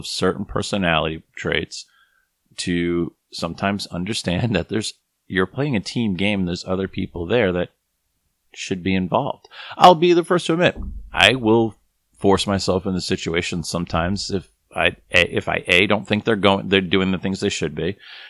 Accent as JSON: {"language": "English", "town": "Boston", "region": "Massachusetts", "country": "United States", "tie": "born or raised there", "said": "I was raised Catholic in Boston"}